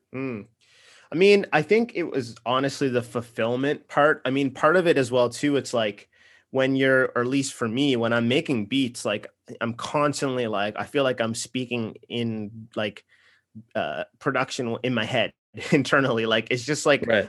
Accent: Nova Scotia, Canada; also born or lived in Los Angeles; now in Toronto, Canada; I'm from Nova Scotia. I, I live in Toronto now.

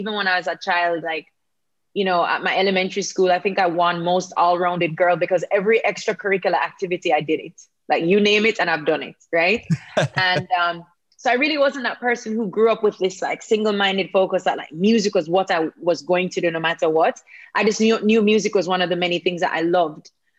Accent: Kingston, Jamaica; I was born and raised right there in Kingston, Jamaica.

